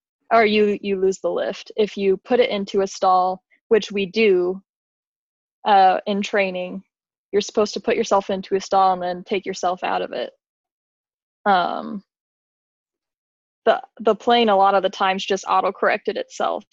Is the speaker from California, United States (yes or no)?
no; Las Vegas, Nevada, United States; moved away as an adult; now in Michigan, United States; I grew up in Las Vegas, Nevada